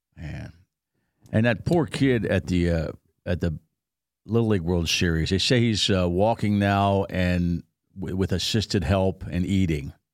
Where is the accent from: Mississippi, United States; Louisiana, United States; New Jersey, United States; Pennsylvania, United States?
Pennsylvania, United States; moved away; twenty air miles from my hometown. It's, uh, East Pennsborough Township, so I know that area